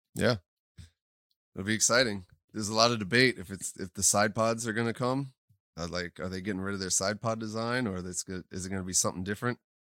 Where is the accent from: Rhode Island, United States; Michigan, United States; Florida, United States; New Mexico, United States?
Florida, United States; South; I grew up in South Florida